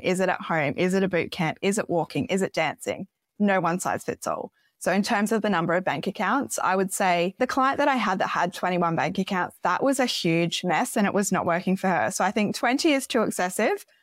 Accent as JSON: {"language": "English", "town": "Gold Coast", "region": "Queensland", "country": "Australia", "tie": "born or raised there", "also_born_or_lived": "Sweden", "said": "I was born in Sweden, grew up on the Gold Coast"}